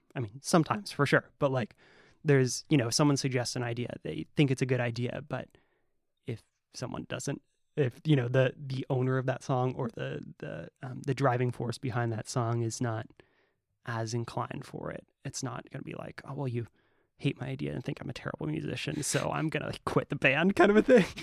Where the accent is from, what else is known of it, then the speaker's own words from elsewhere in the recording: Humboldt, California, United States; I grew up in Humboldt